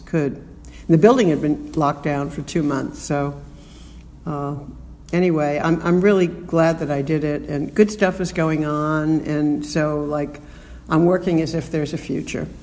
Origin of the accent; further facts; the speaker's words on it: New York City, New York, United States; also born or lived in Bronx, New York City; I was born in the Bronx and grew up in Queens